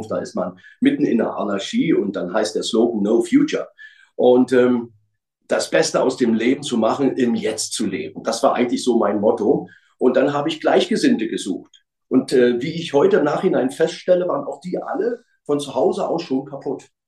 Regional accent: Berlin, Germany; Man denkt einfach so in den 70er Jahren, wo ich aufgewachsen bin, das ist wie eine graue Masse von Menschen.

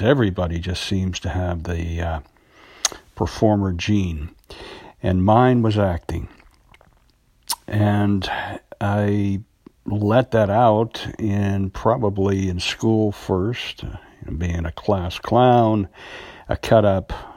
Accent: United States; I'm an American actor

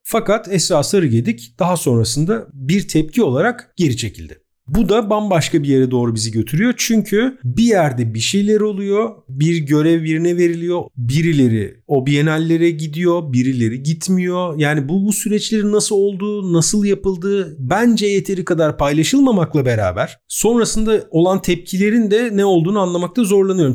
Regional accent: Istanbul, Turkey; biz İstanbullular olarak

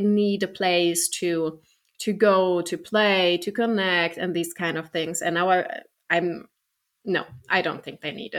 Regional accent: Germany; I'm from Germany

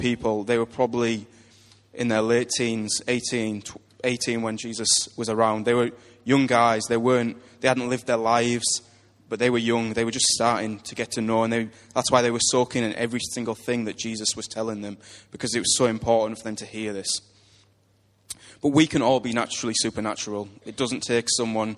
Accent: United Kingdom; we're British

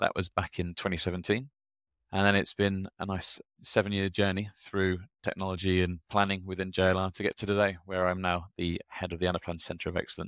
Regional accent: Birmingham, West Midlands, United Kingdom; born and raised in Birmingham in the United Kingdom.

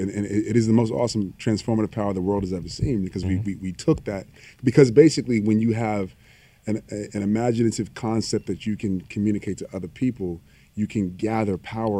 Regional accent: the South, United States; moved away; I come from the South.

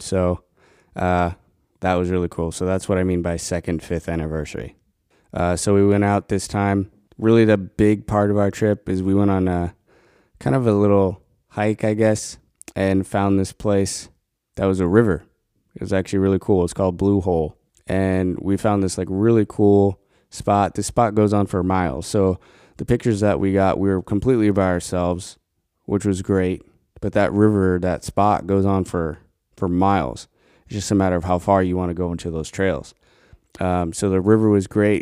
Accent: Colorado, United States; moved away; growing up in Colorado, you could get bison burgers anywhere

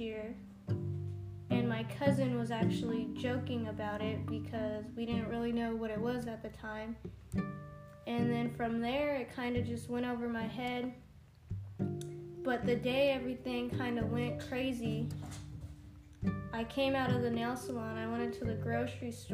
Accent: Hemet, California, United States; also born or lived in San Diego, California; I was raised in Hemet

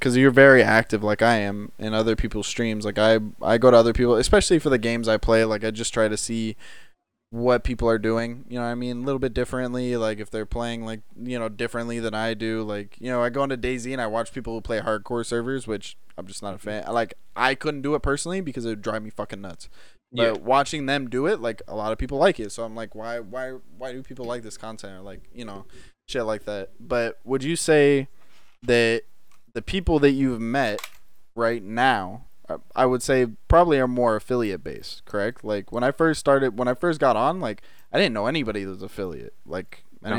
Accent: Michigan, United States; I grew up in Michigan

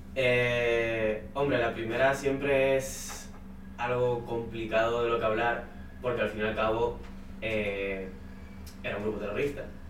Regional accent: Canary Islands, Spain; Yo como canario

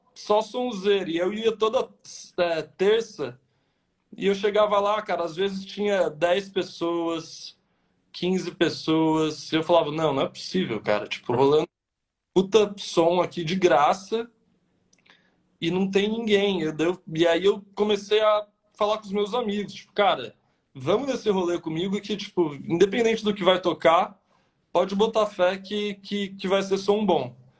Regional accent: São José do Rio Pardo, São Paulo, Brazil; moved away as an adult; now in São Paulo, Brazil; eu sou do interior de São Paulo, de uma cidadezinha que chama São José do Rio Pardo

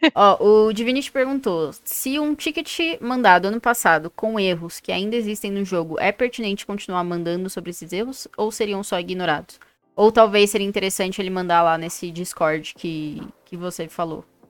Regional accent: São Paulo, Brazil; now in Brasília, Brazil; eu sou de São Paulo e tô em Brasília

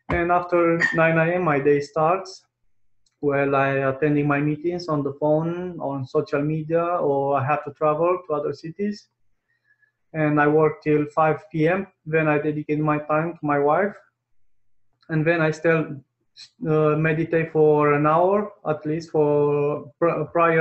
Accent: Romania; English is a second language; My first language is not English. I come from a poor country, which is Romania

